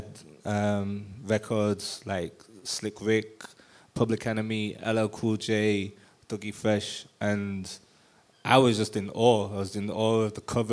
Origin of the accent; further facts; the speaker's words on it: Manchester, North West England, United Kingdom; moved away as an adult; now in London, United Kingdom; from my family, from my hometown